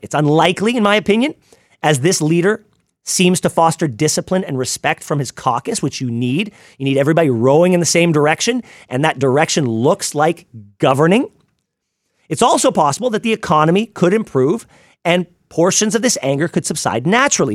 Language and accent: English; Ottawa, Ontario, Canada; Growing up in Ottawa